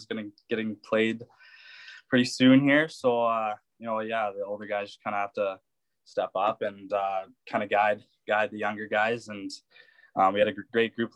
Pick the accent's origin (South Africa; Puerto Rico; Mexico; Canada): Canada; Lethbridge, Alberta; me and Carl Tedichuk both grew up here